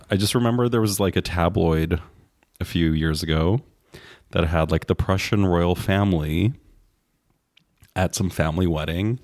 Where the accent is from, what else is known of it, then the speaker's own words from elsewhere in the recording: Canada; as a Canadian